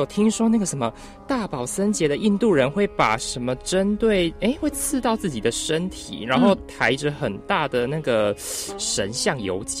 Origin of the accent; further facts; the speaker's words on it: Penghu County, Taiwan; 我的老家澎湖